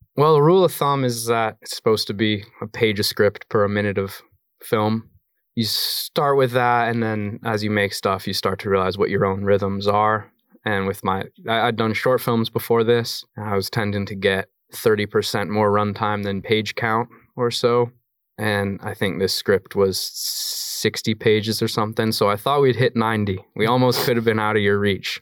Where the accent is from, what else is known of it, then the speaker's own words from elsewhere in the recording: Colorado, United States; moved away; also born or lived in New York / London; I have a kid I grew up with in Colorado